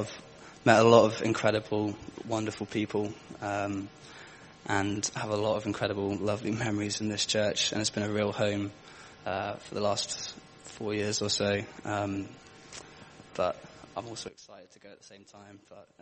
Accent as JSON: {"language": "English", "town": "Aylesbury", "region": "South East England", "country": "United Kingdom", "tie": "born or raised there", "moved": "as an adult", "lives_now": "Durham, United Kingdom", "said": "move back to my hometown, which is Aylesbury in Buckinghamshire, down south"}